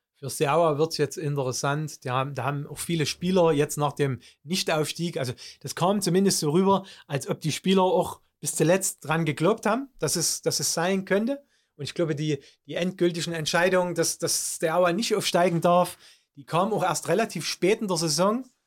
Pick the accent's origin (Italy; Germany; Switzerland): Germany; bei uns in Deutschland